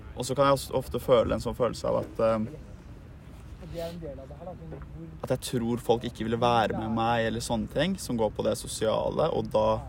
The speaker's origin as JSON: {"language": "Norwegian", "region": "Oslo", "country": "Norway", "tie": "born or raised there", "said": "født og oppvokst i Oslo"}